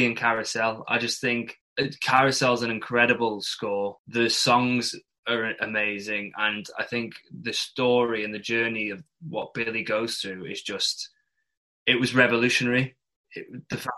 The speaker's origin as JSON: {"language": "English", "country": "Isle of Man", "accent": "northern", "moved": "yes", "said": "I'd say I'm from the Isle of Man for 3 years"}